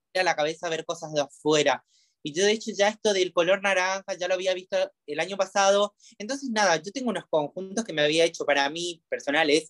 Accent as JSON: {"language": "Spanish", "region": "Misiones", "country": "Argentina", "moved": "as an adult", "lives_now": "Buenos Aires, Argentina", "said": "yo soy de la provincia de Misiones, me vine a los 19 años a Buenos ah, Aires."}